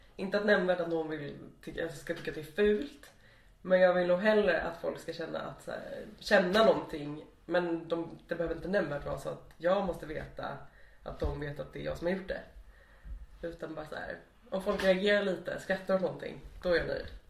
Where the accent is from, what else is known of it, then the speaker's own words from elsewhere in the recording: Stockholm, Stockholm County, Sweden; moved away as an adult; also born or lived in Lund; now in Malmö, Sweden; Jag har fötts där, jag har vuxit upp där, jag har eh, spenderat min absolut största del av livet där.